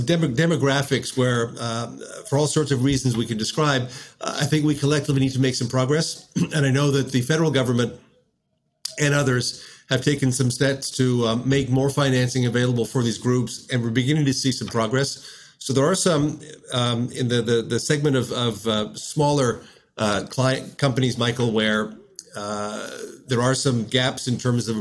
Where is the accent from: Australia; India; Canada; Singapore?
Canada